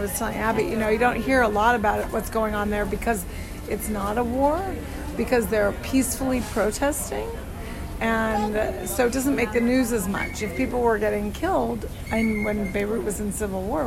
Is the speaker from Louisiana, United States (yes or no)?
no; Arizona, United States; I grew up in Arizona